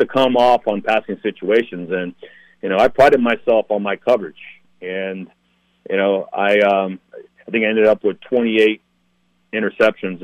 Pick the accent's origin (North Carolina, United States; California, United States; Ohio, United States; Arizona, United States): California, United States; San Diego; born and raised in San Diego, big military town